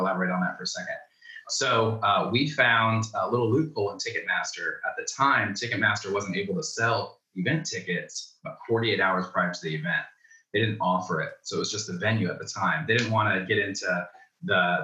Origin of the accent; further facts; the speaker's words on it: Florida, United States; also born or lived in Rome, New York; I moved down to Florida when I was like 4 or 5 years old.